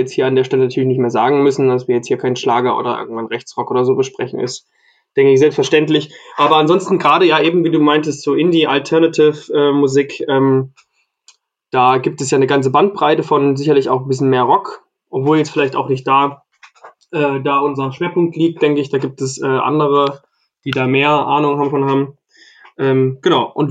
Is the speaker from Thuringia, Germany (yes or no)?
yes; Thuringia, Germany; Ich komme ja aus Thüringen, aus Südthüringen. Das ist schon wieder so nah äh, an Franken dran, dass bei uns, glaube ich, irgendwie nur 20 Kilometer weiter weg man auch so spricht.